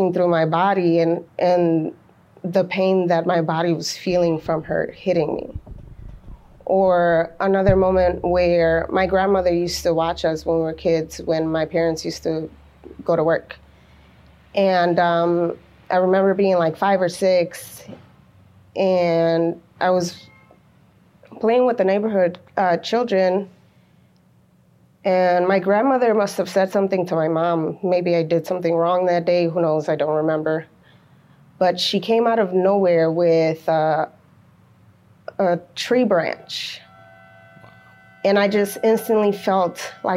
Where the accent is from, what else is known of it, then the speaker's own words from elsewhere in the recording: North Chicago, Illinois, United States; also born or lived in Waukegan, Illinois; I was born in Waukegan, Illinois, but I was raised in North Chicago